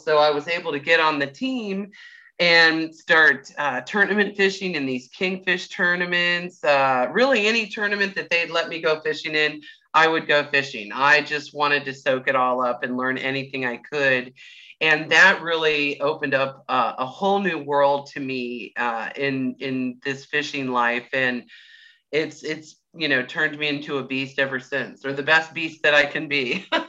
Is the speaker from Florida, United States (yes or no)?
yes; Clearwater, Florida, United States; I'm you know born and raised in Clearwater